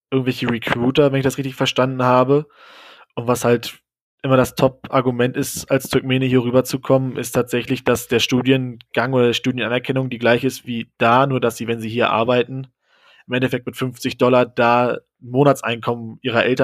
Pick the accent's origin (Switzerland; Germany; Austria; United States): Germany; Und ich war halt noch als, als Deutscher in, im Dorm.